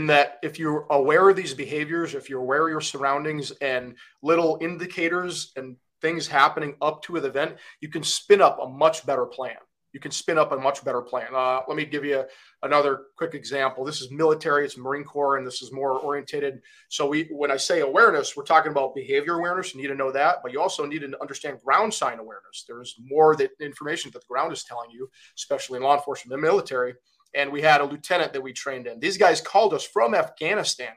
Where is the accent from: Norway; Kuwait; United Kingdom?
Kuwait; moved away; also born or lived in Michigan, United States; So originally I'm from Kuwait, and I grew up there.